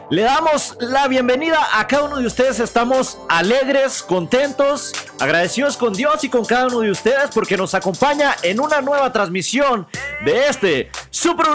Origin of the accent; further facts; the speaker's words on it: Mexico; now in United States; yo nací, eh, crecí en México